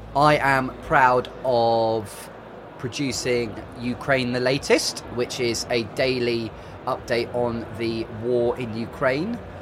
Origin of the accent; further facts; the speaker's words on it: Suffolk, East of England, United Kingdom; I'm from Suffolk